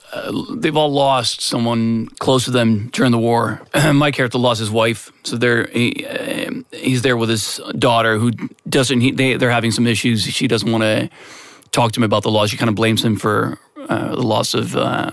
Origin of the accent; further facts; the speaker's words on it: Stockholm, Stockholm County, Sweden; moved away; also born or lived in Los Angeles; I grew up in Södermalm, which is in South Stockholm, but not quite the archipelago.